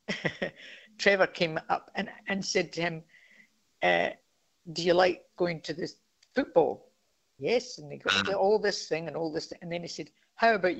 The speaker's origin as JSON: {"language": "English", "region": "Scotland", "country": "United Kingdom", "moved": "yes", "lives_now": "Australia", "said": "I'm a Scot"}